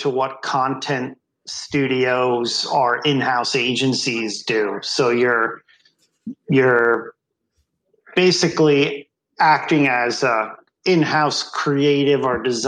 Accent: Bethlehem, Pennsylvania, United States; moved away; I'm from Bethlehem, Pennsylvania

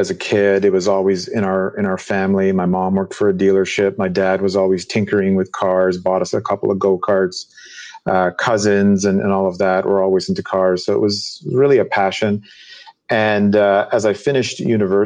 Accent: Toronto, Ontario, Canada; moved away as an adult; now in New York, United States; I am from Canada originally, actually. To be specific, Toronto, Canada, born and raised there

